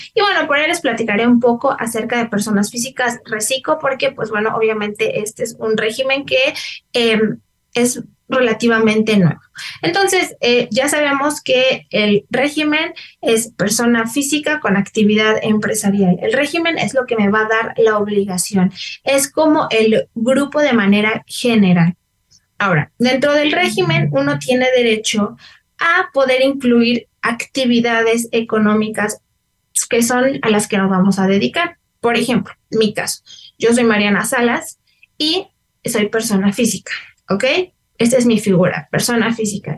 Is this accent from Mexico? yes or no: yes; Mexico; como ciudadanos, como mexicanos, como contribuyentes